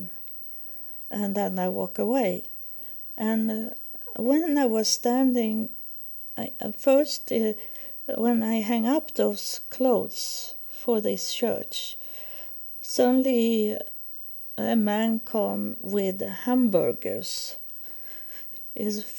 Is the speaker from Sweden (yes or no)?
yes; Sweden; English is a second language; moved away as an adult; I was from Sweden